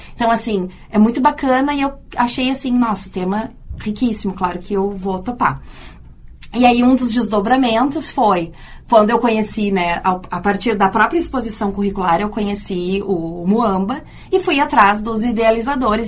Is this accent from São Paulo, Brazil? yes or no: no; Rio Grande do Sul, Brazil; now in Porto Alegre, Brazil; eu que venho do interior